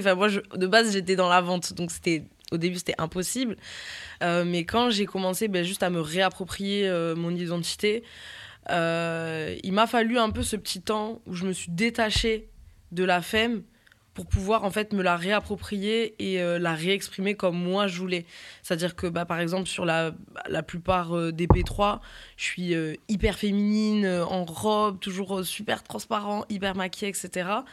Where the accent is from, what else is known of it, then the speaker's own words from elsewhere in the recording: Toulouse, Occitania, France; moved away as an adult; now in Paris, France; moi j'ai grandi à Toulouse